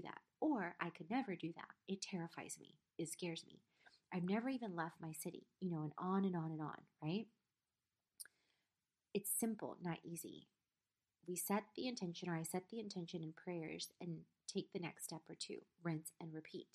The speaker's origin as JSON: {"language": "English", "region": "South Carolina", "country": "United States", "tie": "born or raised there", "also_born_or_lived": "Poland / Trieste, Italy", "said": "I was born in Poland, left to a refugee camp in Trieste, Italy, which is about an hour outside of Venice, when I was 6 months old, lived there for 10 months. Then we immigrated to South Carolina"}